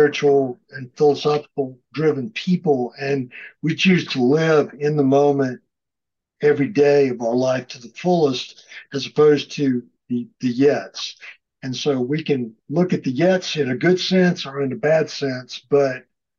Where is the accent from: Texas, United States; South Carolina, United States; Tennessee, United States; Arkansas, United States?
South Carolina, United States; We're both from South Carolina